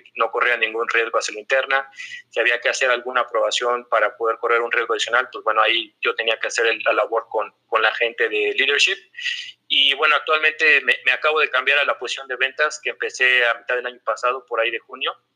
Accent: Mexico City, Mexico; also born or lived in Torreón, Coahuila; soy de la Gran Tenoch, soy, soy bastante chilango

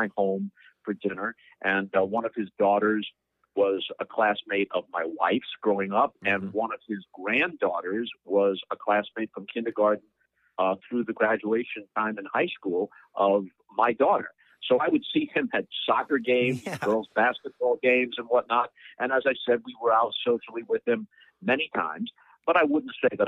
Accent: New York, United States; moved away; also born or lived in St. Louis; I grew up in New York

